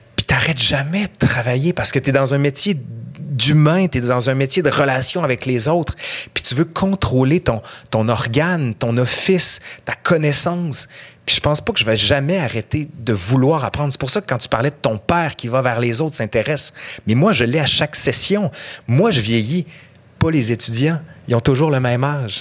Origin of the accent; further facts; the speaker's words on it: Quebec City, Quebec, Canada; accent: accent de Québec; Je viens de fucking Sainte-Foy. J'ai fait mon cours à l'école Filto, compagnon de quartier.